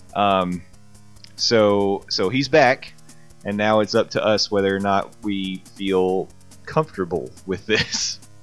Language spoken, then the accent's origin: English; the South, United States; growing up in the South